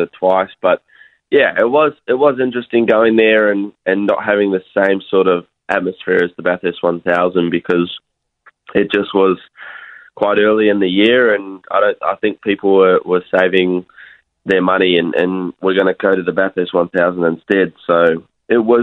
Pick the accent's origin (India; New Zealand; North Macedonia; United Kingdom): New Zealand; Pukekohe, Auckland; now in Australia; I'm actually from Pukki Koe